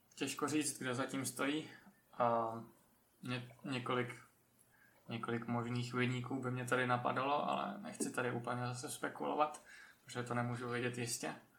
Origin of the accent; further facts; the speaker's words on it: Czechia; Jsme Češi a chceme mít český podcast